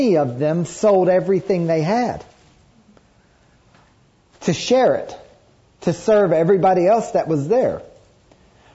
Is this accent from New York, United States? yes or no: no; Kentucky, United States; I grew up in Kentucky